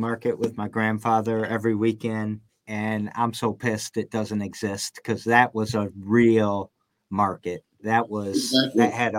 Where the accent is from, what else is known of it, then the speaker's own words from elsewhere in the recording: Lansing, Michigan, United States; I'm a South Sider too. I grew up on the South Side.